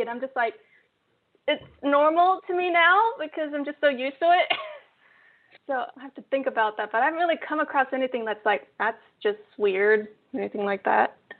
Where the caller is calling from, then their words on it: Osaka, Japan; I'm calling in from Osaka, Japan.